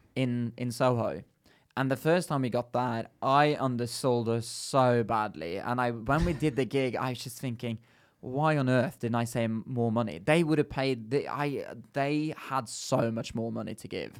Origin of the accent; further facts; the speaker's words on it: Bergen, Vestland, Norway; moved away as an adult; now in London, United Kingdom; me growing up in Bergen, it's a bit different